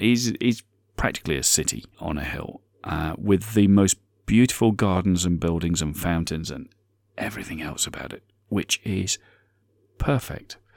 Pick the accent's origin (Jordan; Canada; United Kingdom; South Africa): United Kingdom; I'm British